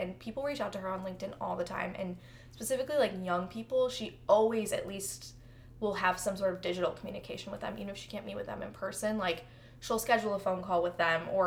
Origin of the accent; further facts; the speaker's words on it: Chicago, Illinois, United States; moved away; I'm from Chicago